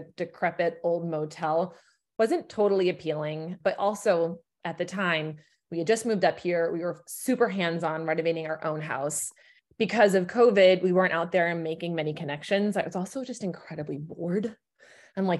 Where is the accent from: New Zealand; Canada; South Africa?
Canada; moved away as an adult; also born or lived in Montreal; now in Red Hook, United States; I am Canadian